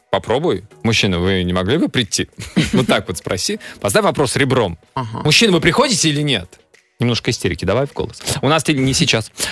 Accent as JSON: {"language": "Russian", "town": "Novosibirsk", "region": "Novosibirsk Oblast", "country": "Russia", "tie": "born or raised there", "moved": "yes", "lives_now": "Saint Petersburg, Russia", "said": "я родился в Новосибирске."}